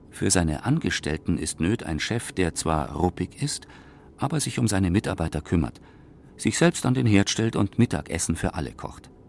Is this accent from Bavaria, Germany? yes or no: yes; Würzburg, Bavaria, Germany; now in Munich, Germany; Geboren in Unterfranken, aufgewachsen in Würzburg. In den 70er Jahren nach München gekommen, direkt in den Euro-Industriepark.